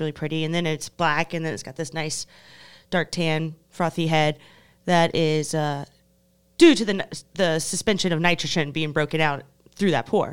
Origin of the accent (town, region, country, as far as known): United States